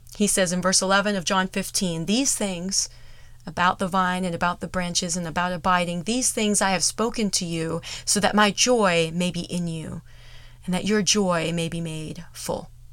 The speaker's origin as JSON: {"language": "English", "country": "United States", "said": "we are so in danger of as American Christians"}